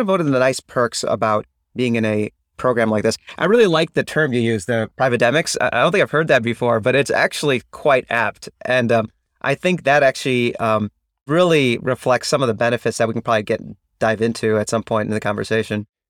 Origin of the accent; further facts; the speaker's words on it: Chicago, Illinois, United States; also born or lived in Ann Arbor, Michigan; I'm actually from the Chicagoland area